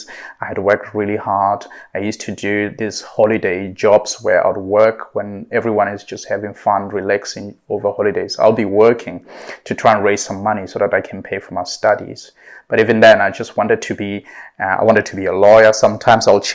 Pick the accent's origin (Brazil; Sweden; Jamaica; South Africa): South Africa; Clarens, Free State; also born or lived in United Kingdom; now in Dubai, United Arab Emirates; I'm originally from South Africa, from a very small town in South Africa called Clarens.